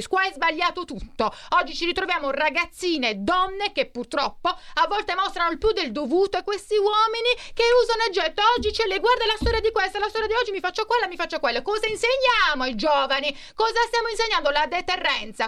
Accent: Bari, Apulia, Italy; born or raised there

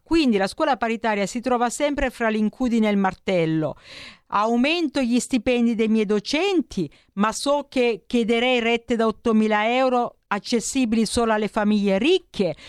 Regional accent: Nardò, Apulia, Italy; moved away as an adult; also born or lived in Milan; sono pugliese, ho frequentato le mie scuole a Nardò

